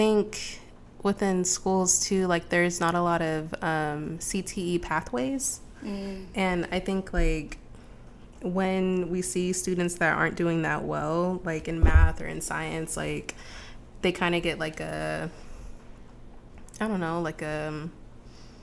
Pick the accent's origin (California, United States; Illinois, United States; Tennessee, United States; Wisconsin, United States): California, United States; Los Angeles; now in Portland, United States; I grew up in Los Angeles